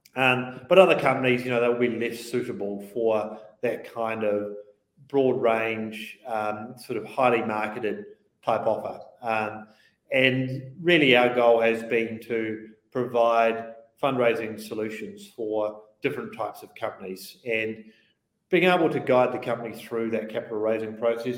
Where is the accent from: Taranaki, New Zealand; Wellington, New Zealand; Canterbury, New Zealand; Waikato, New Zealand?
Canterbury, New Zealand; Christchurch; moved away as an adult; I grew up in Christchurch. I was in Christchurch. Uh, for the first 22 odd years of my life, primarily